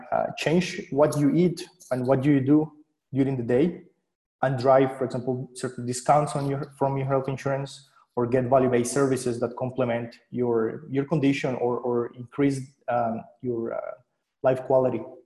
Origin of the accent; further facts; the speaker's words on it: Colombia; moved away as an adult; now in Switzerland; I'm originally from Colombia, so I studied physics over there